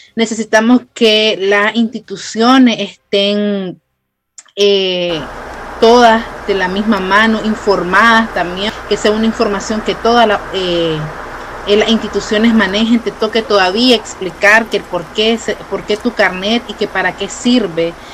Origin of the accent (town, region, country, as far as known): Nicaragua; now in Costa Rica